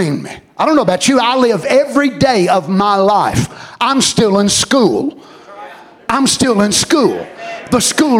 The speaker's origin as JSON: {"language": "English", "country": "United States", "said": "as American people"}